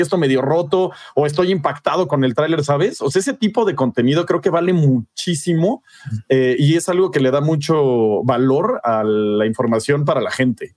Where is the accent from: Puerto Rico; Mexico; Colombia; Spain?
Mexico; como mexicano